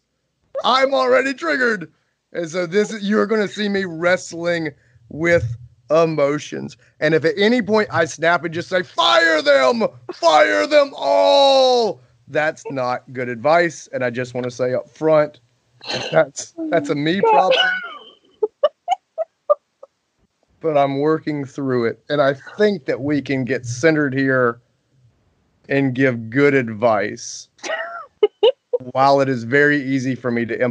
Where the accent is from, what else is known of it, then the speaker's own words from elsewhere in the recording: Greenville, South Carolina, United States; Greenville, South Carolina, my hometown